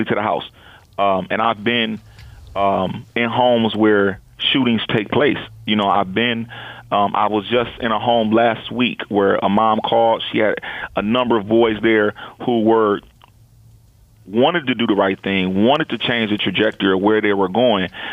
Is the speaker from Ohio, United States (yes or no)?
yes; Toledo, Ohio, United States; my hometown.